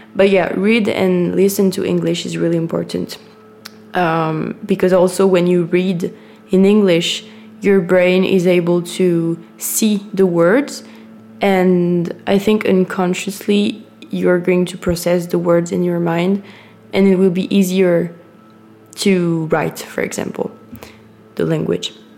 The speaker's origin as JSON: {"language": "English", "country": "France", "second_language": "English", "said": "I'm French"}